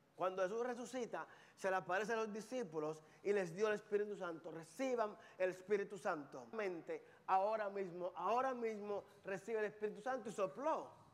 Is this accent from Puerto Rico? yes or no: yes; Carolina, Puerto Rico; moved away; Yo soy de Carolina, Puerto Rico